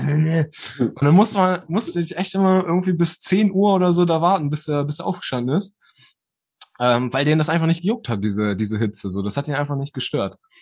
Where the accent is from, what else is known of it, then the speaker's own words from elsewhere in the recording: Germany; also born or lived in Bersenbrück; wir waren so die ersten Deutschen